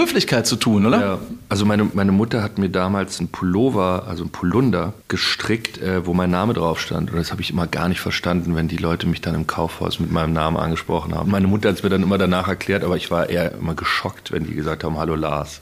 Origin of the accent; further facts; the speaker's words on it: Berlin, Germany; ich komme ja aus Berlin und ich komme ja aus der Gegend